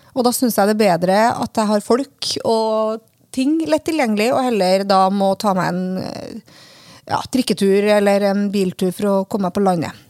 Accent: Lysøysundet, Fosen, Trøndelag, Norway; now in Oslo, Norway; Jeg kommer fra Lysesund, som er i Trøndelag, i Fos, altså ute i Fosen, ute i havgapet

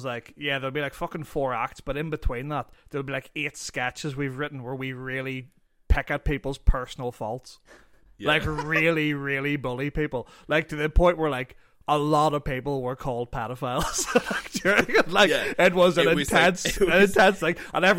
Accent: Ireland; now in Australia; I very much identify as Irish

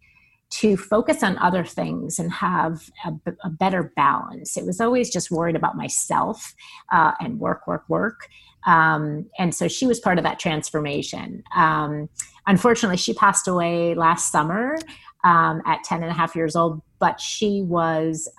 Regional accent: New York, United States; moved away; growing up in New York, in the 80s and 90s

